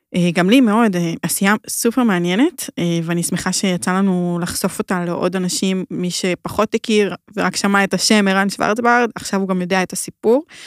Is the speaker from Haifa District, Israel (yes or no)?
yes; Hadera, Haifa District, Israel; אני מחדרה